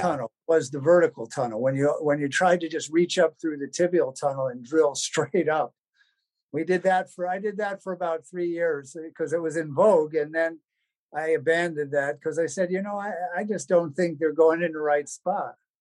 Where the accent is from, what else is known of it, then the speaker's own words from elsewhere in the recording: New Jersey, United States; moved away as an adult; also born or lived in Delaware / Los Angeles, California; now in Illinois, United States; I'm from New Jersey originally, so living in the Midwest was a, a bit of a change